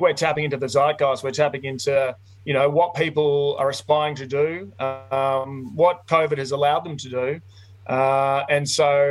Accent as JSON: {"language": "English", "region": "Victoria", "country": "Australia", "moved": "yes", "said": "I'm originally from Victoria. We've got a dairy farm down in Western Victoria"}